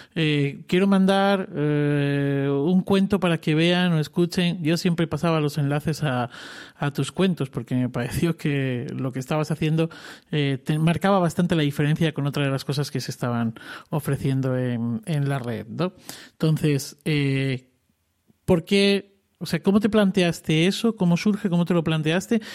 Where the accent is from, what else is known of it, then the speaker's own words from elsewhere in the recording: Cáceres, Extremadura, Spain; now in Alcalá de Henares, Spain; un lugar bien bonito de mi tierra también de nacimiento, que es Extremadura y Cáceres